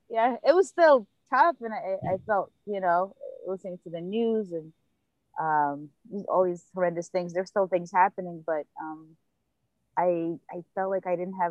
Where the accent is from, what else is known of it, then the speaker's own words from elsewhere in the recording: New York, United States; I'm from New York, Brooklyn. Been here since I was 7. I talk about being an immigrant, actually a refugee